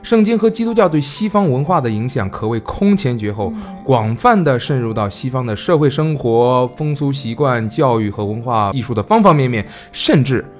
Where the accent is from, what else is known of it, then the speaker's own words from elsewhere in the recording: China; 我们中国人